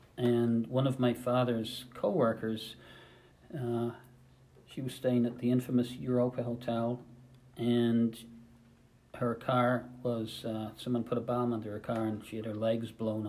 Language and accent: English; Dún Laoghaire, Leinster, Ireland; moved away as an adult; now in United States; I'm from Dunleary, which is a suburb of Dublin in the Republic of Ireland.